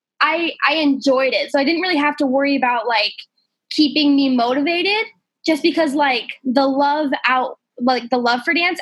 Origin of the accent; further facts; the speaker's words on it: Colorado, United States; moved away; also born or lived in Los Angeles; at the time I lived in Colorado, my hometown